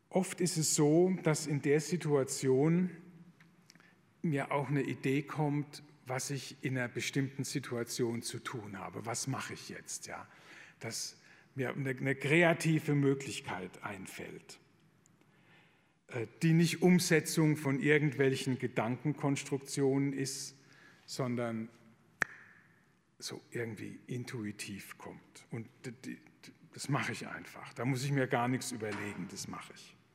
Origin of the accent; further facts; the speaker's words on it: Rhineland-Palatinate, Germany; Ich komme aus der Pfalz, da war die Grenze zu Frankreich nicht weit weg.